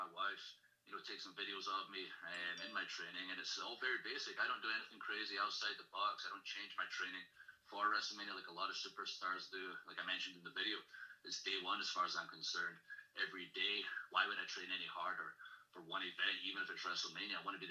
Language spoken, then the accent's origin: English; Ayr, Scotland, United Kingdom; also born or lived in Glasgow; I grew up in Ayr, Scotland, started wrestling at 15, was in school the whole time, went to university